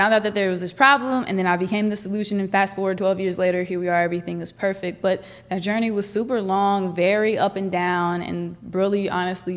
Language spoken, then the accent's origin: English; Northern California, United States; I'm from Northern California. I grew up on a 1,000-acre ranch